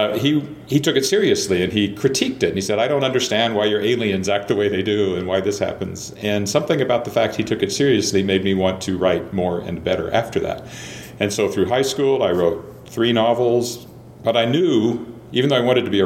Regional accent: Weyburn, Saskatchewan, Canada; also born or lived in Searcy, Arkansas; news editor of my hometown newspaper at the age of 24

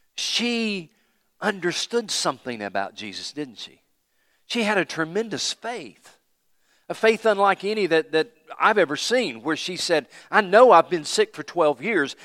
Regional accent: Johnson City, Tennessee, United States; moved away; also born or lived in Anderson, South Carolina; we moved to Johnson City, Tennessee, six oh three Saint Louis Street, Johnson City, Tennessee

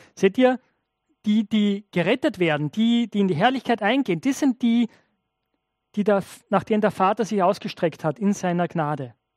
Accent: Austria; als Österreicher

